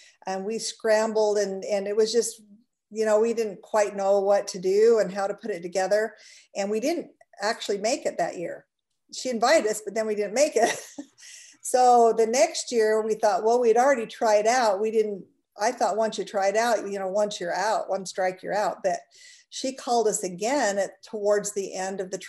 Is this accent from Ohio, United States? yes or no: no; Utah, United States; also born or lived in St. George, Utah; We're both originally from Utah, but a different part of Utah